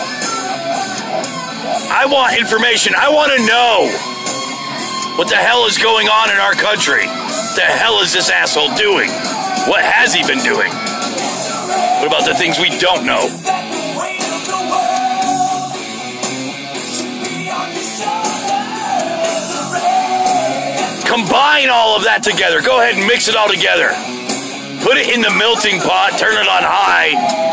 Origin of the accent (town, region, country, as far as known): United States